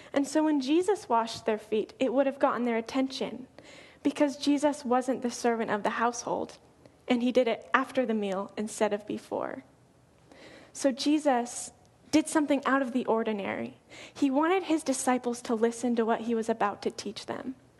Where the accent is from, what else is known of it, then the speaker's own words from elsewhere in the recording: Colorado, United States; moved away as an adult; now in Oregon, United States; I'm from Colorado, and I moved here about a year and a half ago.